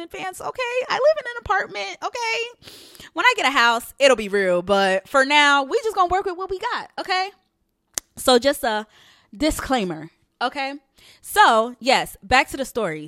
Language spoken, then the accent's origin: English; New York, United States; also born or lived in Haiti; I'm originally from New York. So, I was born in Haiti, so I'm Haitian, and I'm from New York. Um, that's all that I've known